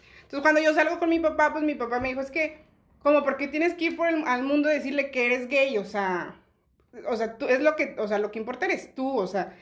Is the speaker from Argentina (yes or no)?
no; Chiapas, Mexico; now in Monterrey, Mexico; yo no soy de Monterrey, yo vivía en Chiapas